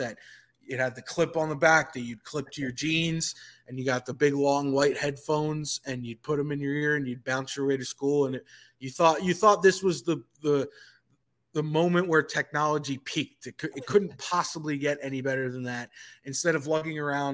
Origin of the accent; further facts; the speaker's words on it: New York, United States; now in Atlanta, United States; I reside in Atlanta now, I grew up in New York